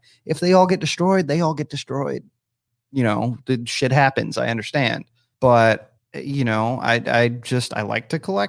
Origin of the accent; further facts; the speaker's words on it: Southern, United States; accent: Southern; Apparently gets more Southern the more I have to drink.